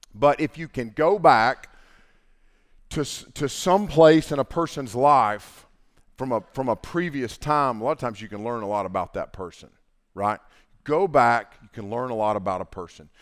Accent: Canton, North Carolina, United States; I grew up in Haywood County, and, uh, when I was growing up, that was a mill town.

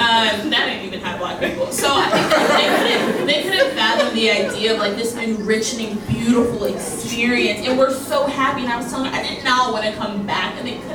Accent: Ghana; I'm Ghanaian, so I try to help as much with the West African storytelling as possible.

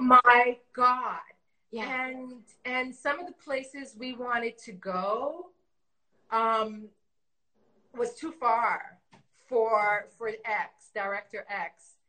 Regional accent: Canada; also born or lived in Toronto; we grew up in Canada

